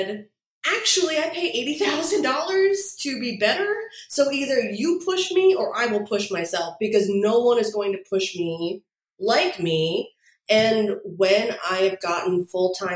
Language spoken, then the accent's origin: English; 10 minutes outside of New York City, New Jersey, United States; I was born 10 minutes outside of New York City